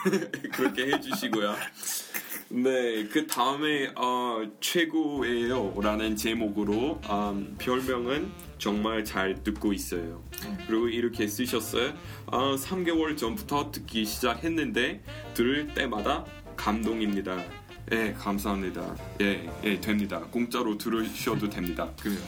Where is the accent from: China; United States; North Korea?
United States; Korean is a second language; moved away as an adult; now in South Korea; 저는 이렇게 미국에서 태어났는데 여기 왔어요